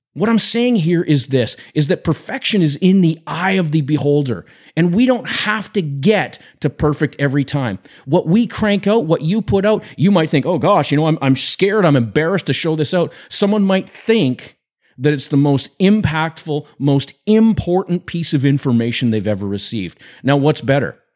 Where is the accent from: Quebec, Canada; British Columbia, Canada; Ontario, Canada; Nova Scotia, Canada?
British Columbia, Canada; I grew up in British Columbia, Canada, and in the school system in B C